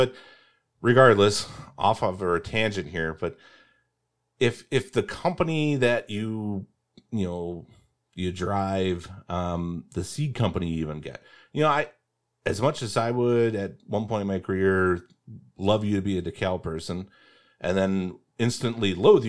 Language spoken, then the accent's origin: English; Indiana, United States; I'm from Indiana.